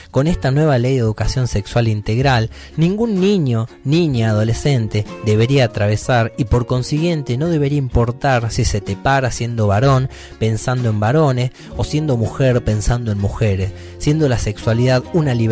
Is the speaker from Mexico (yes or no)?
no; Salta, Argentina; Yo estaba estudiando en Salta Capital y yendo a vacacionar a mi pueblo, a cada vez que podía.